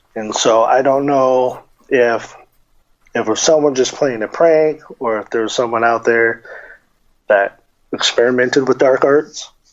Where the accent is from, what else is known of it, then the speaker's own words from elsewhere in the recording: Tucson, Arizona, United States; growing up in Tucson